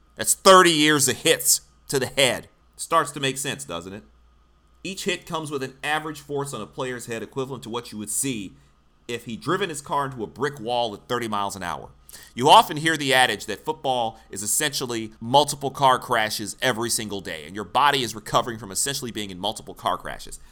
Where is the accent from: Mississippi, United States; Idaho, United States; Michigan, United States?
Michigan, United States; now in Philadelphia, United States; I grew up in Michigan